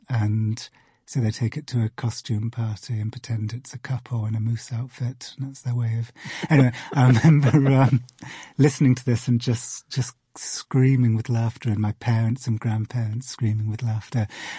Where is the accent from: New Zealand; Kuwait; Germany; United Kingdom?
United Kingdom; Cardiff, Wales; I grew up in Cardiff in Wales.